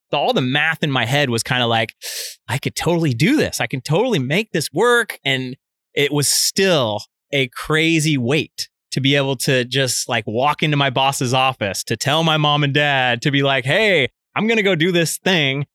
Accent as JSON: {"language": "English", "town": "Fairfield", "region": "California", "country": "United States", "tie": "born or raised there", "also_born_or_lived": "Vallejo, California", "said": "I'm from Northern California. I grew up in Fairfield."}